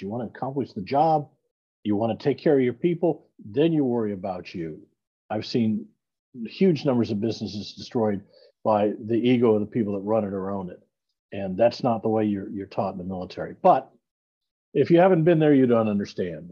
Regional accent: Iowa City, Iowa, United States; I'm a Midwestern boy. I grew up in Iowa, uh, born in Iowa City, Iowa

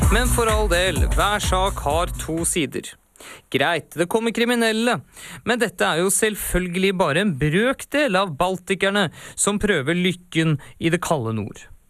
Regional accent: Oslo, Norway; født og oppvokst på Oslos bedre side.

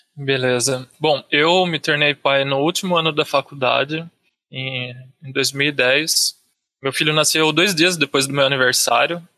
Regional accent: Campinas, São Paulo, Brazil; also born or lived in Pedreira; Eu sou de Campinas, interior, É tudo interior de São Paulo

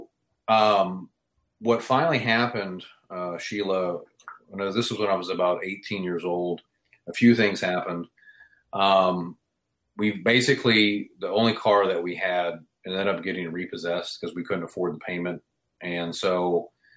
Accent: Houston, Texas, United States; I grew up in Houston, Texas, from a lower class family.

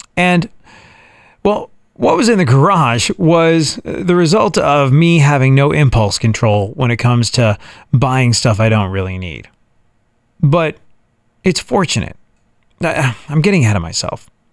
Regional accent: England, United Kingdom; moved away as an adult; also born or lived in New York, United States; now in Texas, United States; I was raised in England.

